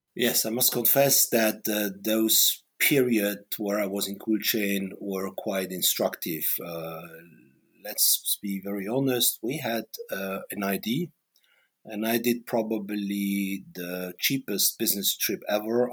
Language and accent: English; Luxembourg; moved away as an adult; also born or lived in Paris, France / Karlsruhe, Germany; I'm born in Paris uh, as a baby boomer, and then I grew up in Luxembourg